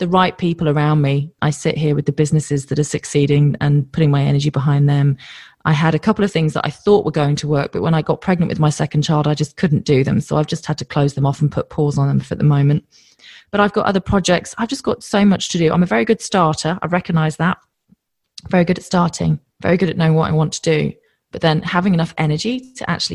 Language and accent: English; United Kingdom; moved away as an adult; now in Australia